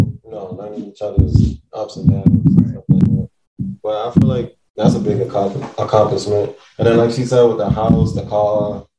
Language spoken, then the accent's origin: English; New York City, New York, United States; I'm originally from the Bronx